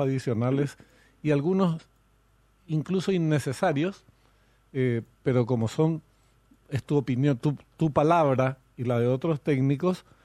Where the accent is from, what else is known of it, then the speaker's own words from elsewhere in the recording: Paraguay; nosotros paraguayos